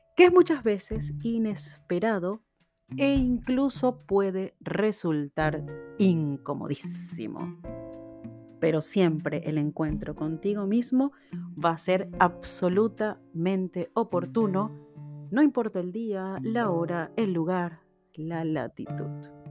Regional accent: Venezuela; moved away; also born or lived in Argentina; en mi país natal, Venezuela

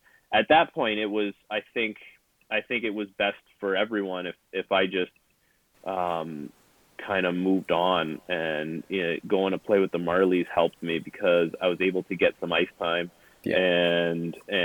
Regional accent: Toronto, Ontario, Canada; growing up in Toronto

